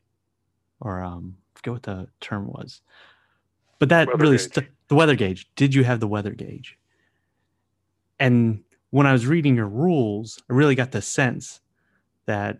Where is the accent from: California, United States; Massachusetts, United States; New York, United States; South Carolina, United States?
California, United States; San Diego; moved away; my home state of California